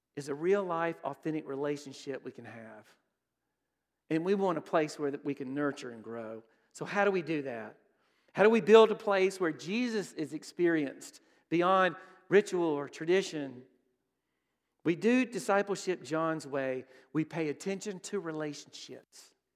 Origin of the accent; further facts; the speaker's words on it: Brookhaven, Mississippi, United States; I grew up in Brookhaven